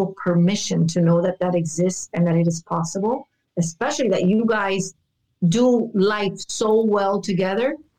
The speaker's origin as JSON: {"language": "English", "town": "Miami", "region": "Florida", "country": "United States", "tie": "born or raised there", "said": "born and raised in Miami, where we have no mountains."}